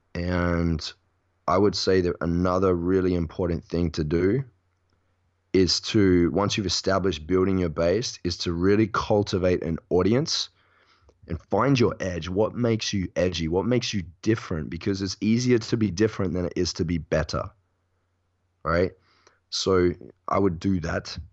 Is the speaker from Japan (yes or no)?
no; Perth, Western Australia, Australia; born or raised there; now in Bali, Indonesia